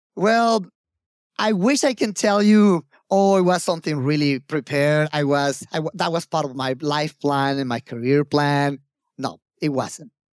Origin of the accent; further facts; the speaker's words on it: Mexico; also born or lived in Mexico City / Japan; I had to come back to Mexico